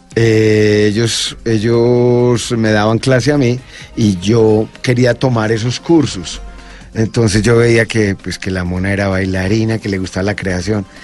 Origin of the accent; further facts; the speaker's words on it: Envigado, Antioquia, Colombia; yo pues de Envigado